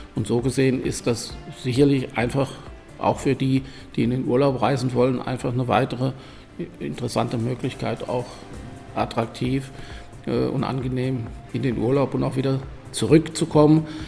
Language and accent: German; Germany; moved away as an adult; also born or lived in Rhineland; now in Vienna, Austria; als jemand, der aus Deutschland kommt